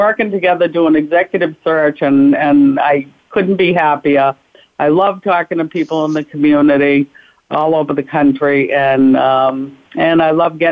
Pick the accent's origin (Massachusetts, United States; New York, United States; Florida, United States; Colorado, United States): Massachusetts, United States; Boston; also born or lived in Washington, D.C.; I'm from Boston, Mass.